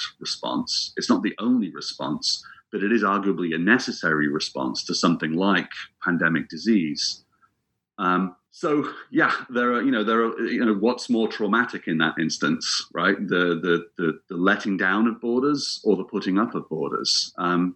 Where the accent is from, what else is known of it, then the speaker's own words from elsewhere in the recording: England, United Kingdom; moved away as an adult; also born or lived in Scotland; I'm from England, but I spent several years living in Scotland